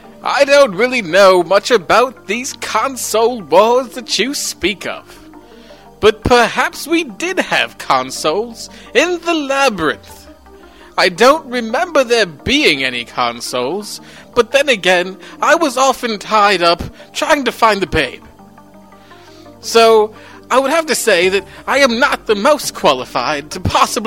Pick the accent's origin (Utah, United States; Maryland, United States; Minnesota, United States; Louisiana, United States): Minnesota, United States; I was in my hometown in Minnesota